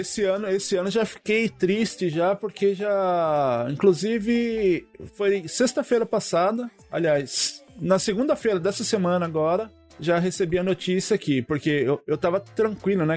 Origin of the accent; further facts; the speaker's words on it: Jacareí, São Paulo, Brazil; now in Japan; eu sou do interior, lá de, de São Paulo, também na mesma cidade que o Andrei, Jacareí